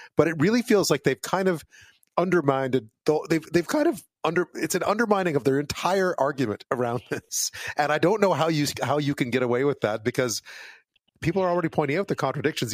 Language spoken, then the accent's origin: English; Quebec, Canada; moved away; I grew up in Quebec